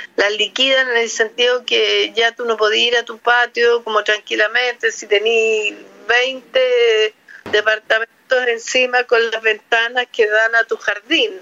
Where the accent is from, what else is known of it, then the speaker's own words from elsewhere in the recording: Talca, Maule, Chile; also born or lived in Santiago / Providencia; now in Ñuñoa, Chile; Yo soy talquina, de corazón amo Talca. Eh, nací, me malcrié en Talca, después llegué a Santiago